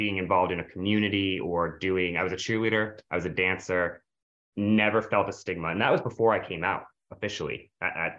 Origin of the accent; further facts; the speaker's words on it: the North, United States; I'm from the North.